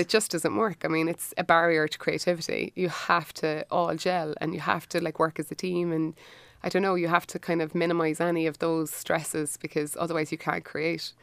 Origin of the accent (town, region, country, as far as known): Cork, Munster, Ireland